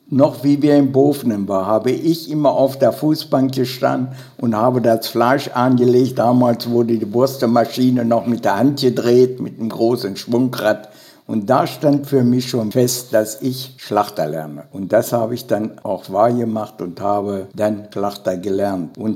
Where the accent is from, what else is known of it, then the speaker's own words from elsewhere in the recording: Bovenden, Lower Saxony, Germany; also born or lived in Holtensen; in Holtensen geboren, am 29.11.1939 in einer Gastwirtschaft in Holtensen, in der Gastwirtschaft Wille. Dort bin ich bis zum zweiten Lebensjahr geblieben und dann zogen meine Eltern nach Bovenen